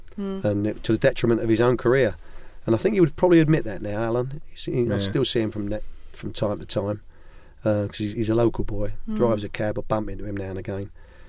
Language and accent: English; Ireland; because I'm Irish